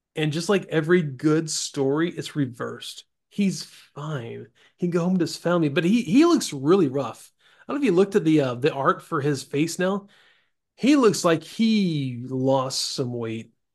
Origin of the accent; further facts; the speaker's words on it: Florida Panhandle, United States; I grew up in Florida.